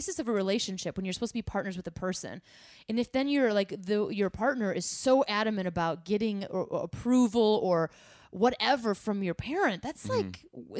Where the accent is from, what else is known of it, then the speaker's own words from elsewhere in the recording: Midwest, United States; I'm from the Midwest